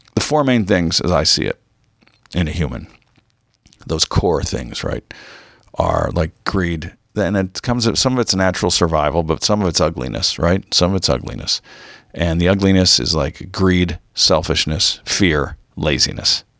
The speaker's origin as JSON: {"language": "English", "town": "Mission Viejo", "region": "California", "country": "United States", "tie": "born or raised there", "said": "growing up in Orange County"}